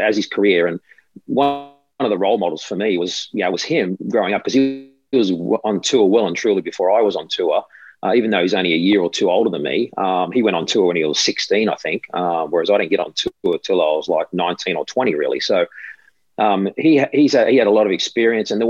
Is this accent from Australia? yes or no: yes; Australia; playing it on your home soil